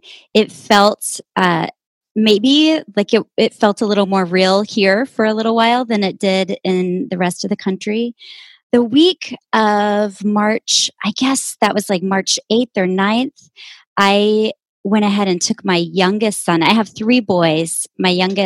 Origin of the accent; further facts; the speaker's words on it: Amarillo, Texas, United States; moved away as an adult; also born or lived in Austin; now in San Francisco, United States; I was born and raised in Amarillo and left in 1997 for college